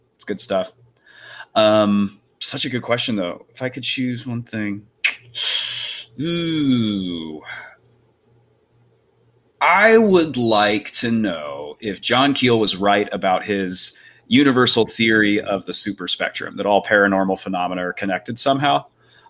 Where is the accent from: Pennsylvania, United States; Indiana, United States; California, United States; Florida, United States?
Florida, United States; I'm from Florida